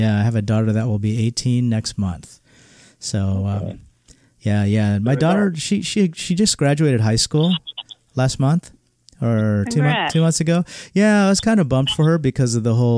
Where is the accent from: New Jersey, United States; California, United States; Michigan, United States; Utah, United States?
California, United States; Southern; also born or lived in Manila, Philippines; came here when I was 3 years old